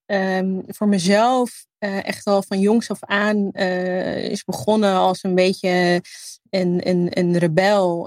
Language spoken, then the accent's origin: Dutch; Netherlands; mijn roots liggen in Libië. Eh, en hier opgroeien